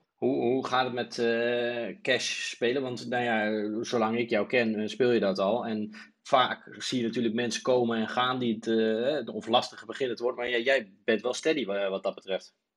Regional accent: Netherlands; wij als Nederlanders

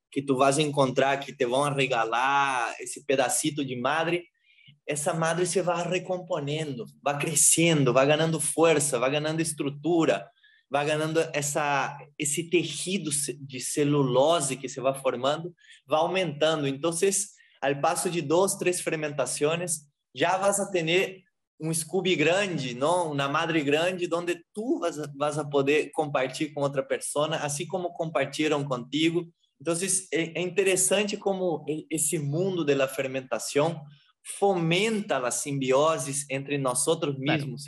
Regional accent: Brazil; moved away as an adult; now in Peru; eu sou brasileiro

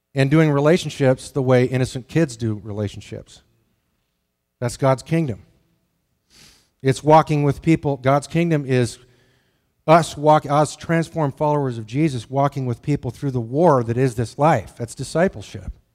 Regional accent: the Tetons, Wyoming, United States; moved away; I grew up in the Tetons.

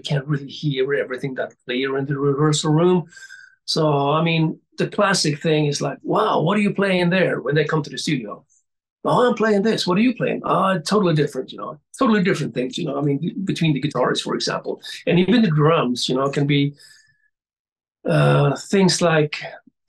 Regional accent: Gothenburg, Västra Götaland, Sweden; my hometown then, Gothenburg

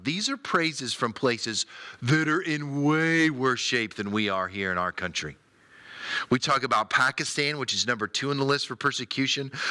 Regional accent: United States; as an American

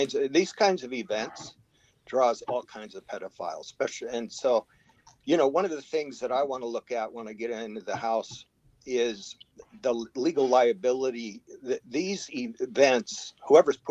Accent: Seattle, Washington, United States; now in Arizona, United States; I grew up in Seattle

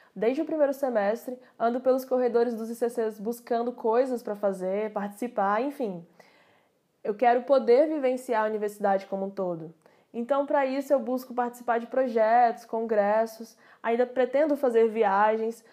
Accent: Águas Lindas de Goiás, Goiás, Brazil; nasci e moro em Águas Lindas de Goiás

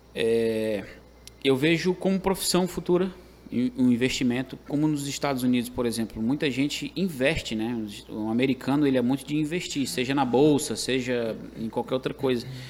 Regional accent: Caucaia, Ceará, Brazil; moved away as an adult; now in Fortaleza, Brazil; Onde eu cresci, né? Tive minha infância, adolescência, na, no saudoso bairro da Jurema

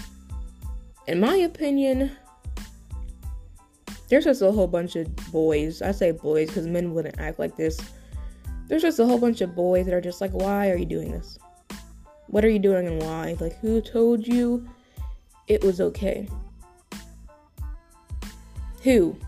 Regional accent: U.S. Virgin Islands; Because I am from the Virgin Islands and I am not willing to relocate anytime soon.

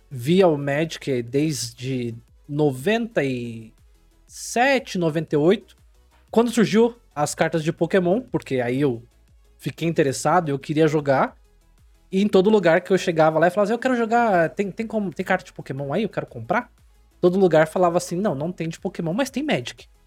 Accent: São Paulo, Brazil; born there; Eu nasci em São Paulo, mas mudei pra uma cidade pequena

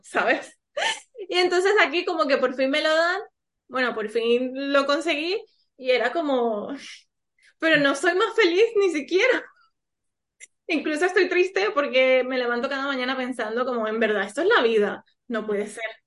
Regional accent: Colombia; moved away as an adult; now in Spain; Yo soy colombiana y hace siete años vivo aquí en España, ahora también soy española.

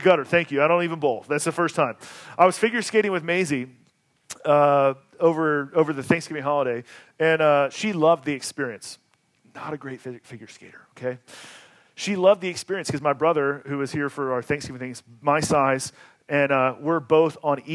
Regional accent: Atlanta, Georgia, United States; moved away; I grew up in Atlanta

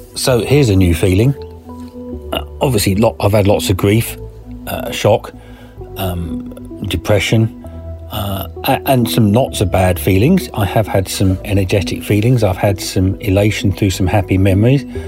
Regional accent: England, United Kingdom; We are so English

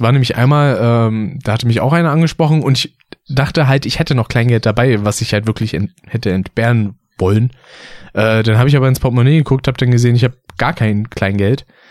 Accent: Berlin, Germany; Wenn man aufgewachsen ist in Berlin

